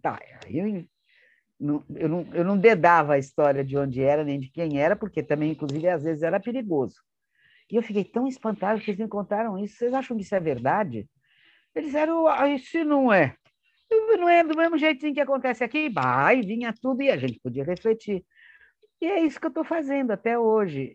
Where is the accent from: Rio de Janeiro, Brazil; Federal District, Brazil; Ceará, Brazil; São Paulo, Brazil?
São Paulo, Brazil; Santos; eu nasci em Santos, em dezembro de 1942.